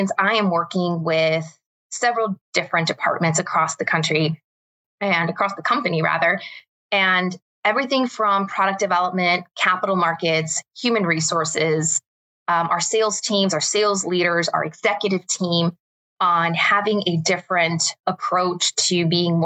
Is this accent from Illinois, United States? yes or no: yes; Chicago, Illinois, United States; I am originally from Chicago, born and raised